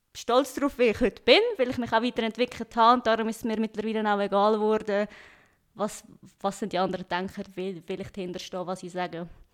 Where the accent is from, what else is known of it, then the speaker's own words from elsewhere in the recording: Stans, Nidwalden, Switzerland; accent: Swiss; moved away as an adult; also born or lived in Lucerne; now in Cologne, Germany; als Schweizerin